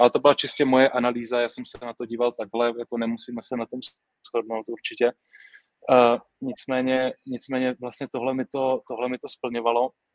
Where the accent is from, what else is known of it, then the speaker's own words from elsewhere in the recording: Brno, South Moravian Region, Czechia; Já, já z Brna jsem, já z Brna jsem, vím, jak to tam funguje